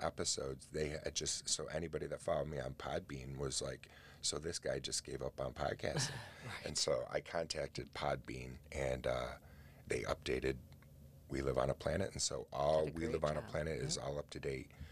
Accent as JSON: {"language": "English", "country": "United States", "said": "I'm an American"}